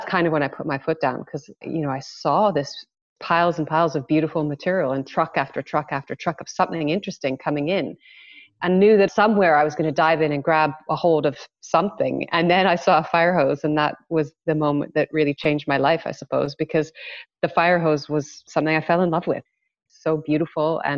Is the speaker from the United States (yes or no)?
no; Western Canada, Canada; moved away as an adult; also born or lived in Hong Kong; I grew up in Western Canada